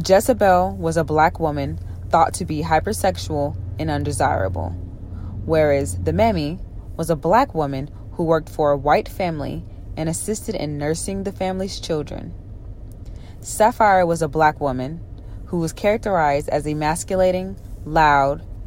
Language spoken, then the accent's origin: English; Dallas, Texas, United States; I am an African-American woman born and raised in Dallas, Texas